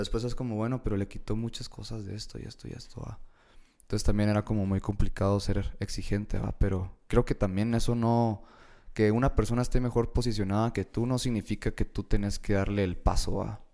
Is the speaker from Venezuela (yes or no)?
no; Guatemala; soy de Guate